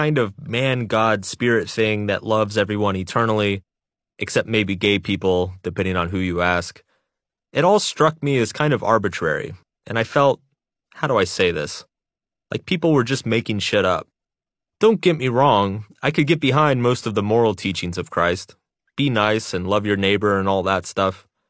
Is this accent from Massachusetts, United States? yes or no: no; Texas, United States; Growing up in Texas, Jesus and football were the only gods that mattered.